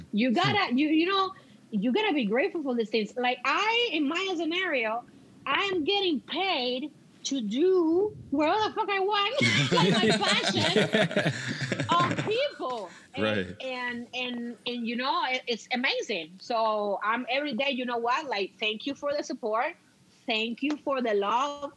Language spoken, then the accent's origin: English; Cuba; moved away as an adult; now in Canada; remember, I'm Cuban. I come from an island.